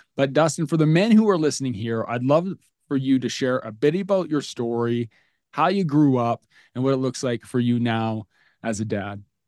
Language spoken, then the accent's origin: English; Alberta, Canada; as a Canadian kid growing up in the Alberta, Canada